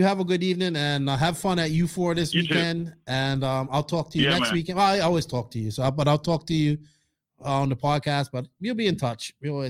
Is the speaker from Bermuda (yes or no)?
yes; Bermuda; Bermuda, my hometown